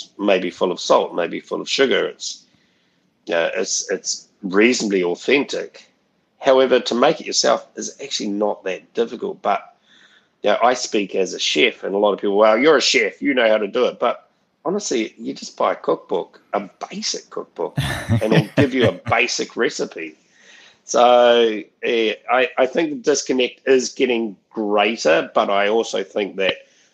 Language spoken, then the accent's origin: English; Auckland, New Zealand; also born or lived in Massey, Auckland; We were born in Massey on a poultry farm called Exchange Poultry Farm. And then when we were 10, we moved to Henderson Valley, west of Auckland, to another poultry farm